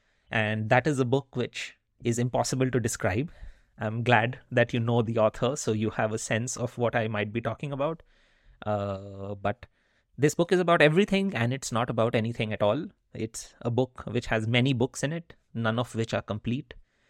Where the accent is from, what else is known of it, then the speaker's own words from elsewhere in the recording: India; first language Hindi; English is a second language; And Hindi was my mother tongue, and I grew up in a part of the country